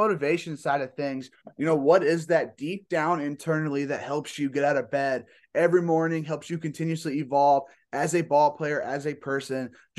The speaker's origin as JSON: {"language": "English", "town": "LaGrange", "region": "Indiana", "country": "United States", "said": "I'm being from LaGrange, I'm pretty used to, you know, all those different RV factories as I'm going through."}